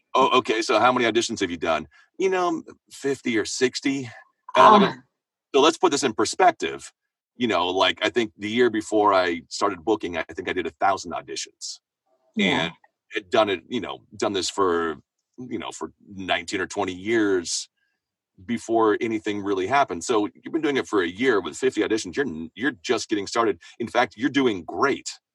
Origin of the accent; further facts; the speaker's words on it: Seattle, Washington, United States; moved away as an adult; now in Los Angeles, United States; I'm from Seattle, so I was living living up north